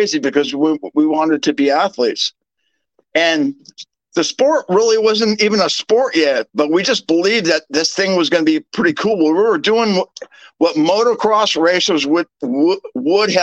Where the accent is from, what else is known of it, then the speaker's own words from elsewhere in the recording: United States; I'm an American